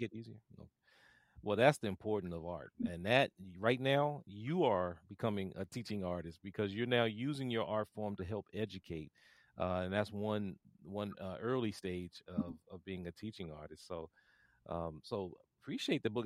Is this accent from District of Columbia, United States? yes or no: yes; Washington, District of Columbia, United States; I grew up here in Washington, D C